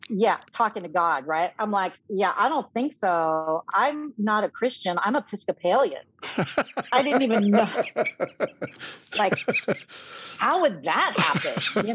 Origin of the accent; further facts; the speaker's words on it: Los Angeles, California, United States; moved away as an adult; also born or lived in Chicago; I started through the ordination process at All Saints Church Pasadena, where I had gone as a youth and young adult